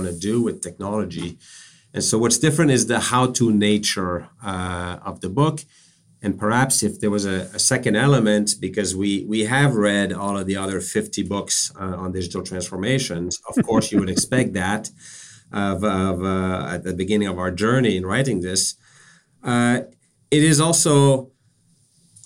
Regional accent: Canada; now in Boston, United States; I'm a Canadian by background. I'm based in Boston

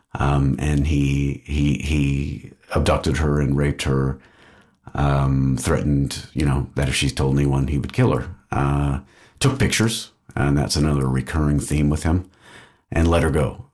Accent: Austin, Texas, United States; moved away as an adult; now in Belgium; I'm from Austin, Texas, grew up there

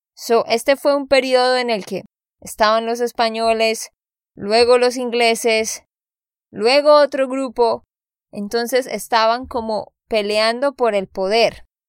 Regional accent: Santander, Colombia; de Santander, Colombia

